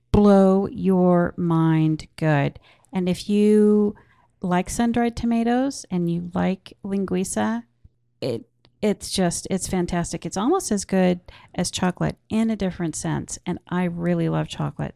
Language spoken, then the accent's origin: English; Portland, Oregon, United States; I grew up in Portland, Oregon